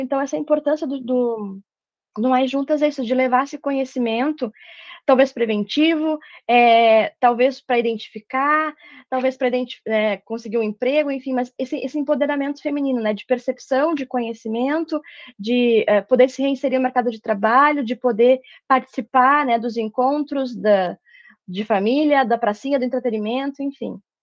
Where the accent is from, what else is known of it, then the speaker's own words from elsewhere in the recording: Santa Maria, Rio Grande do Sul, Brazil; moved away; eu sou de Santa Maria, a minha formação foi lá, técnico, graduação, mestrado